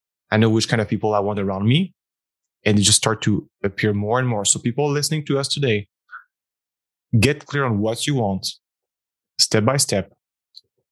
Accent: Montreal, Quebec, Canada; moved away as an adult; also born or lived in former Soviet Union; Montreal. Beautiful Canada, Quebec, Canada, safe family, upper middle class, private education

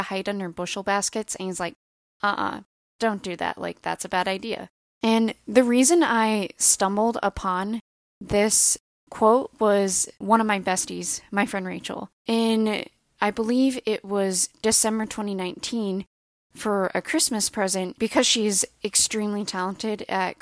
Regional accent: Northwest Indiana, United States; also born or lived in Bloomington, Indiana / Muncie, Indiana; I am originally from Northwest Indiana

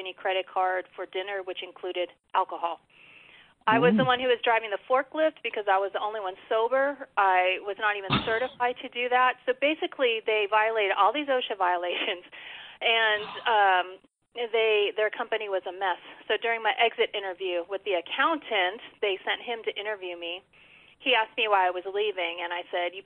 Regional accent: Los Angeles, California, United States; moved away as an adult; also born or lived in Texas; I was born and raised in Los Angeles, and then made the big move to Texas to attend college

